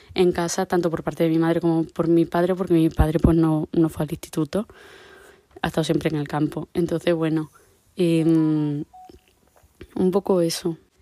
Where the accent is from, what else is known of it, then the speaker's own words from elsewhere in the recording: La Zarza, Extremadura, Spain; mi pueblo es La Zarza, en mi caso, em, todos mis amigos son de aquí